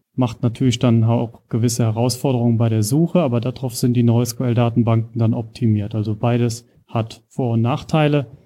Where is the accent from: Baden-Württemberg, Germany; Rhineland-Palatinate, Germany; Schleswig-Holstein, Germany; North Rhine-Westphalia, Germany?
Rhineland-Palatinate, Germany; moved away as an adult; also born or lived in Kaiserslautern / Nuremberg; now in Regensburg, Germany; bin also ursprünglich aus Rheinland-Pfalz und bin jetzt in Bayern gelandet oder in der Oberpfalz